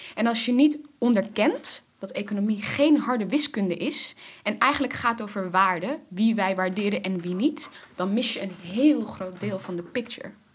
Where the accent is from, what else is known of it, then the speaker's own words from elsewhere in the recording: Netherlands; Ik ben in Nederland geboren